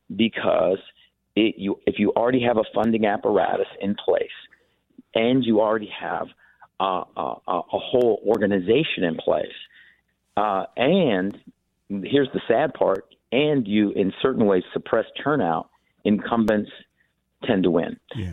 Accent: Iowa, United States; now in Michigan, United States; I was born in Iowa

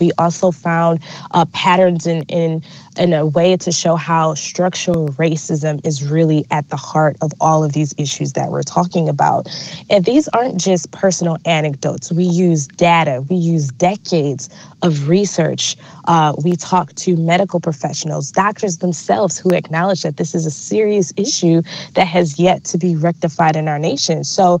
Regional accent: Detroit, Michigan, United States; Detroit, my hometown

